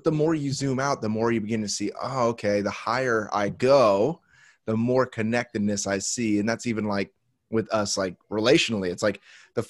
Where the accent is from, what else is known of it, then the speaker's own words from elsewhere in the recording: Indianapolis, Indiana, United States; moved away as an adult; also born or lived in Miami, Florida; now in San Diego, United States; grew up in on the south side of Indianapolis, Indiana.